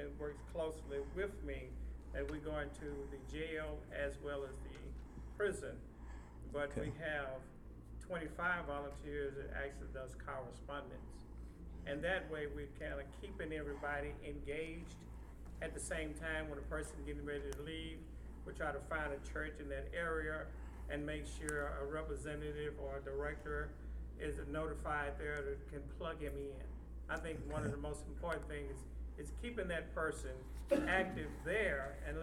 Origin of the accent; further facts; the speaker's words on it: Lubbock, Texas, United States; I'm from Texas, from Lubbock, Texas